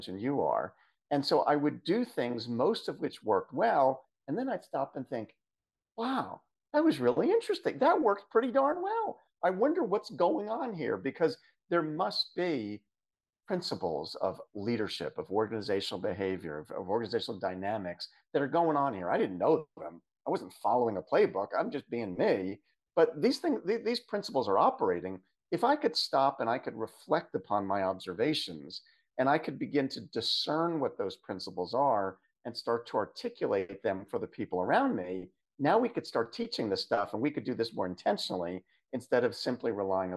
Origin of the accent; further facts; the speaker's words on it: Philadelphia area, Southern New Jersey, United States; I'm come from the Philadelphia area, Southern New Jersey, specifically in the US